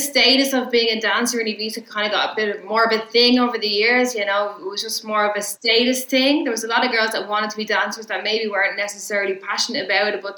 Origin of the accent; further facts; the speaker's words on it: Ireland; I'm Irish